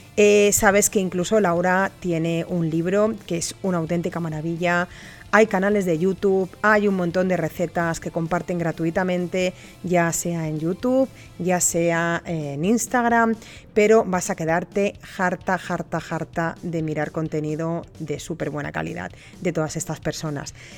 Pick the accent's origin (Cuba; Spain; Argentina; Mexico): Spain; las personas que me escuchan también en mi país